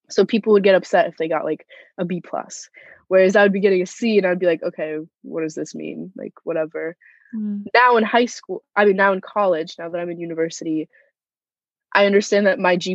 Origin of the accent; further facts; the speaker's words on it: Moscow, Russia; born there; I was born in Moscow, Russia, and both of my parents are immigrants.